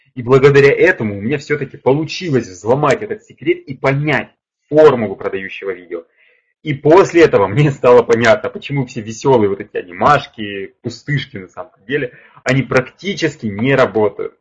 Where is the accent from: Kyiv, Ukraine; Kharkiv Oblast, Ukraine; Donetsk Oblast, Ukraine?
Kharkiv Oblast, Ukraine; Kharkiv; я сам из Харькова, из Украины